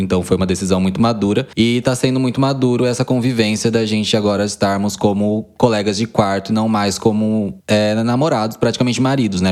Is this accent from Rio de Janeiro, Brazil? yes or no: no; Quatá, São Paulo, Brazil; Cresci em Quatá, uma cidadezinha de 15 mil habitantes, aqui no interior de São Paulo